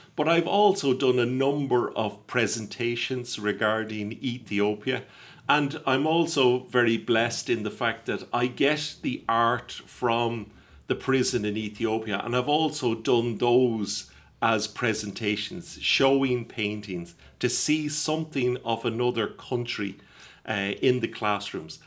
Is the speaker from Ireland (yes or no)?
yes; Ireland